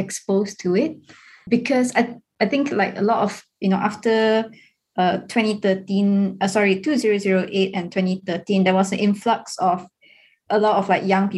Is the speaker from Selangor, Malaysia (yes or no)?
no; Ipoh, Perak, Malaysia; growing up in Ipoh, we were more shielded from like grassroots politics.